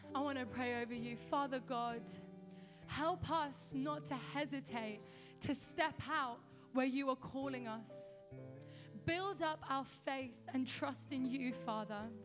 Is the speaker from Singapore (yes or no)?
no; London, United Kingdom; moved away; also born or lived in a small town in the countryside; I'm from London, uh, where I was born and raised, and we moved to a small town in the countryside.